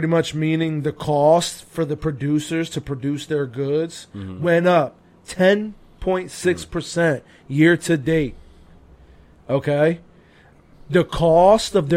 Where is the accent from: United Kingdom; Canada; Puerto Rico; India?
Puerto Rico; as a fellow Puerto Rican and as an American